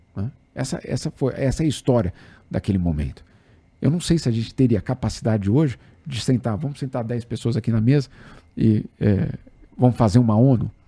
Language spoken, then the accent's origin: Portuguese; São Paulo, Brazil; paulistano, para quem é paulistano, o é, é, pessoal aqui sabe que a gente acha que o mundo começa em Osasco